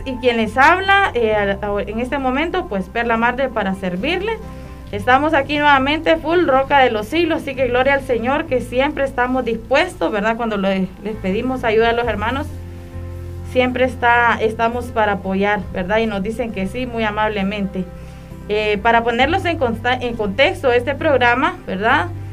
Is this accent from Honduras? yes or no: yes; Honduras